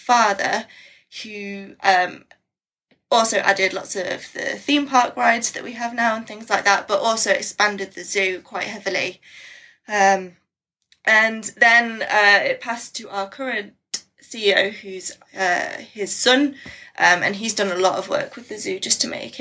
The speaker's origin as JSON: {"language": "English", "region": "Midlands", "country": "United Kingdom", "moved": "as an adult", "lives_now": "North Yorkshire, United Kingdom", "said": "I'm from the Midlands, so right in the middle of England, and my parents still live there"}